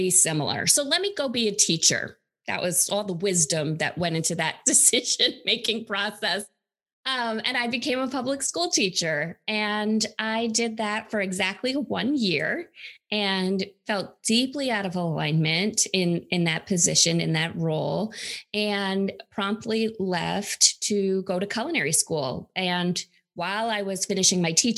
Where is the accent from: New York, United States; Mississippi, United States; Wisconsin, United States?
New York, United States; upstate; I grew up in upstate New York.